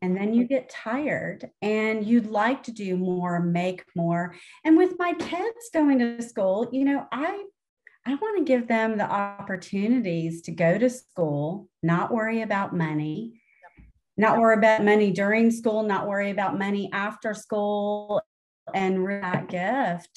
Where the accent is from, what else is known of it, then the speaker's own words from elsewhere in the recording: Tennessee, United States; I'm from Tennessee because I don't sound like a northerner.